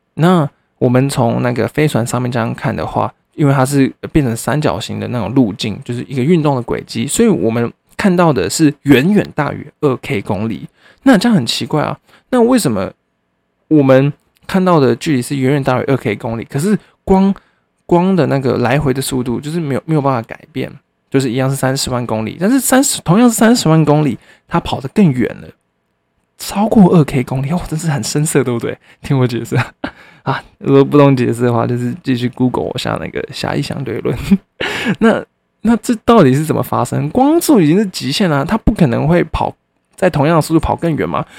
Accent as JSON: {"language": "Chinese", "town": "Hsinchu", "country": "Taiwan", "said": "我新竹人啊"}